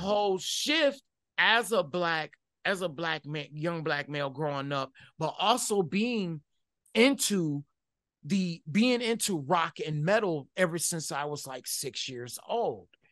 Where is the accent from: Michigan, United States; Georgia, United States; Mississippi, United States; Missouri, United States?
Michigan, United States; Detroit; growing up in Detroit, Michigan